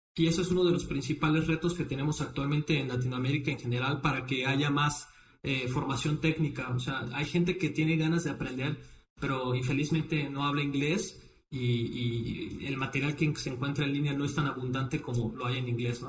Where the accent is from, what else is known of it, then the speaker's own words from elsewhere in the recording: Mexico; moved away as an adult; also born or lived in Brazil / Playa del Carmen, Mexico / Shenzhen, China; yo estudié relaciones internacionales en Brasil. Eh, cuando me regresé a México